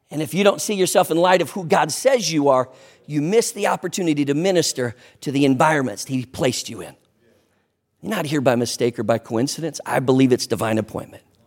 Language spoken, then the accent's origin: English; Sleepy Eye, Minnesota, United States; moved away; also born or lived in New Ulm, Minnesota; I was born in New Ulm, raised in Sleepy Eye